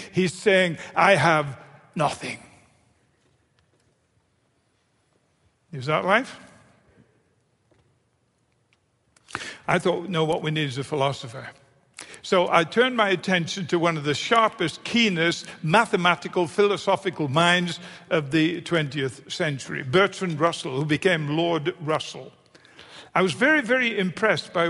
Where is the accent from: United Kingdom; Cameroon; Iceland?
United Kingdom; now in United States; I'm a Brit, I'm in America